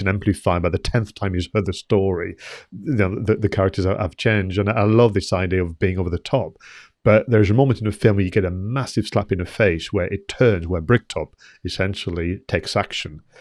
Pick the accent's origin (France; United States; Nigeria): France; moved away as an adult; now in United Kingdom; I've been in the U K thirty years. I did receive my settled status letter as well, so I am allowed to stay as a, you know, French national.